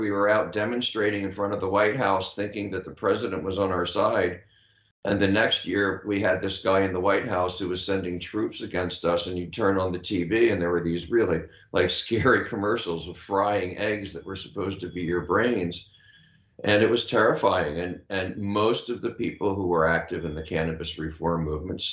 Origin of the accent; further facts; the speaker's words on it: Washington, District of Columbia, United States; I grew up in Washington, D.C., in a civil rights family